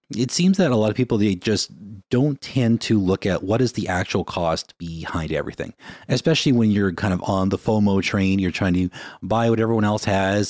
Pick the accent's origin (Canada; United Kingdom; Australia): Canada; Winnipeg, Manitoba; now in Vancouver, Canada; when we grew up in Winnipeg